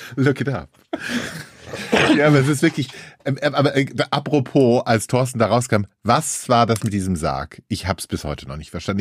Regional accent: Hesse, Germany; bei uns in Hesse

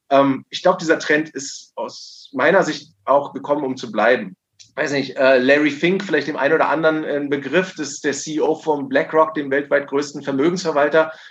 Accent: Berlin, Germany; ich habe letztens gerade gelesen in Berlin, äh, äh, hier in der Stadt, wo wir aktiv sind und wo ich herkomme

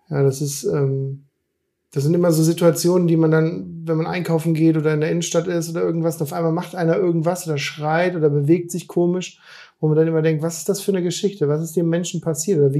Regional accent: Hesse, Germany; Ich bin ja aus dem Darmstädter Raum äh, eigentlich

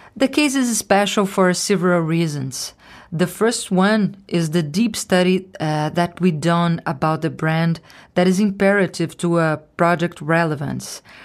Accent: Rio de Janeiro, Brazil; moved away as an adult; also born or lived in Italy / New York City; from Rio de Janeiro

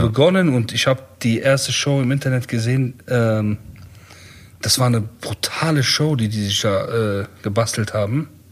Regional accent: Bonn, North Rhine-Westphalia, Germany; also born or lived in Iran (Kurdish ancestry); wir sind ja viel mit Heroin-Leuten aufgewachsen, ne, in Bonn auch.

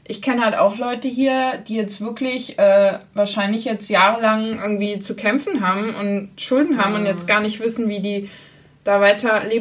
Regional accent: North Rhine-Westphalia, Germany; bei uns in NRW

